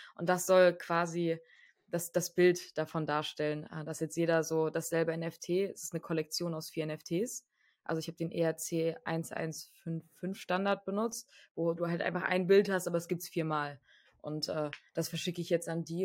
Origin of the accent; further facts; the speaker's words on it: Frankfurt, Hesse, Germany; moved away; also ich komme aus Frankfurt ursprünglich, meine Familie kommt aus Frankfurt